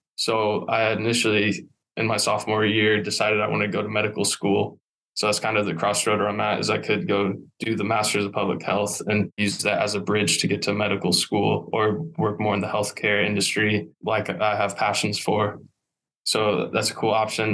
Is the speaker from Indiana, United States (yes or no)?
yes; Warsaw, Indiana, United States; born and raised in Warsaw